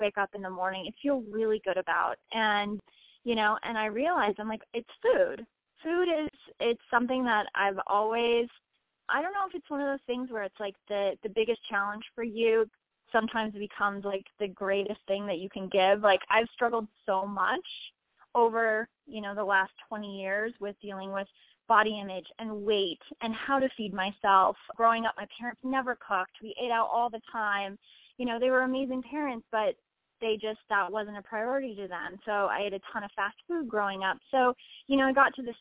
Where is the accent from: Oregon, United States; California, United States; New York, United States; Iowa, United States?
Iowa, United States; born or raised there